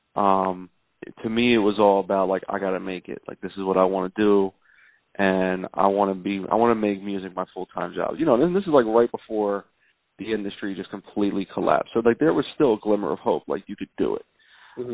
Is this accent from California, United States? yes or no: no; Philadelphia, Pennsylvania, United States; I'm from South Philly and in South Philly when I was growing up in the late 80s early 90s